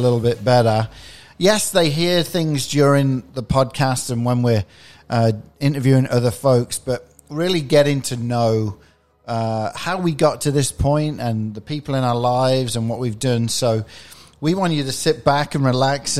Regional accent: England, United Kingdom; now in Illinois, United States; I grew up as a kid in England

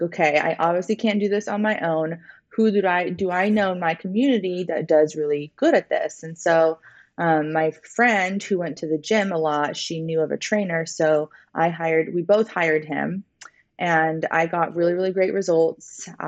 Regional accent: London, United Kingdom; born there; So I was born in London, England.

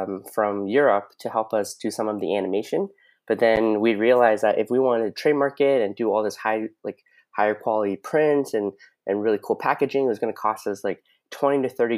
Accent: London, Ontario, Canada; I'm originally I'm from London, Ontario

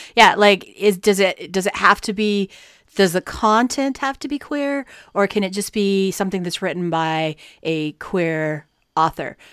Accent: United States; we're American

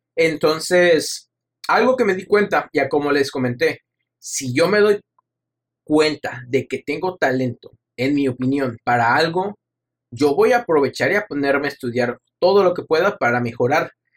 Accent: Mexico; soy mexicano

